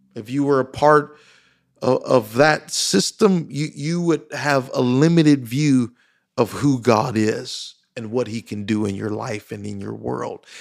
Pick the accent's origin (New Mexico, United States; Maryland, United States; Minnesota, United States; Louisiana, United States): Louisiana, United States; me growing up in Louisiana, I didn't have, uh, close friends